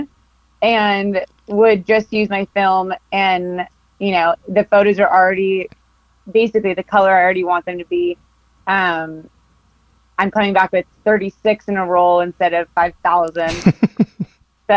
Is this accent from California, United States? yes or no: yes; Costa Mesa, California, United States; I grew up in Costa Mesa, California